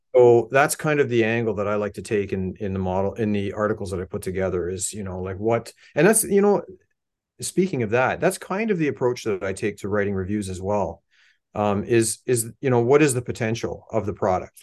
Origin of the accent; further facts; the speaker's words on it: Hamilton, Ontario, Canada; I grew up in Hamilton